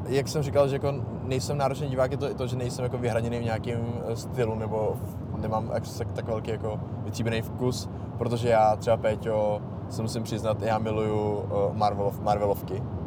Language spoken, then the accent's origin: Czech; Bohemia, Czechia; u nás v Čechách